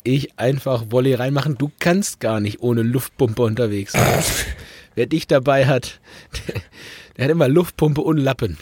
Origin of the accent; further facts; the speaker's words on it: Lower Saxony, Germany; bei uns in Niedersachsen